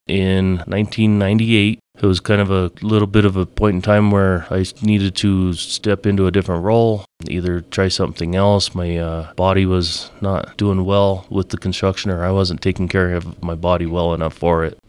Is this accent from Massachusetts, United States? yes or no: no; Alamosa, Colorado, United States; I was born and raised in Alamosa